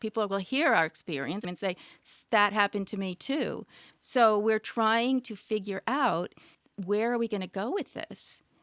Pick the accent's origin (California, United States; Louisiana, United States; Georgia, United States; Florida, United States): California, United States; I grew up in California